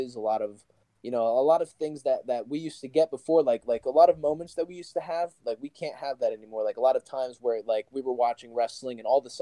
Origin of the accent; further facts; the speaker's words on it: New Jersey, United States; I'm from New Jersey